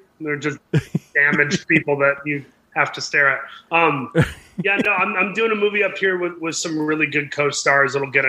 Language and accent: English; Saginaw, Michigan, United States; Saginaw, near Flint.